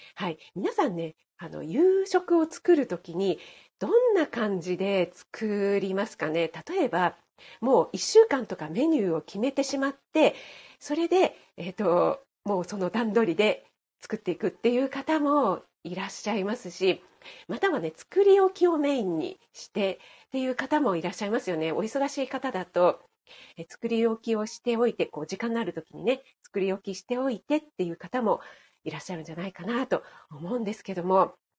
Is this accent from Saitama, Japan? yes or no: no; Kanagawa, Japan; moved away as an adult; 私、神奈川県出身なんですけども、全然ね、あの、知らない土地に来たんですよね。あの、夫の地元に来たんです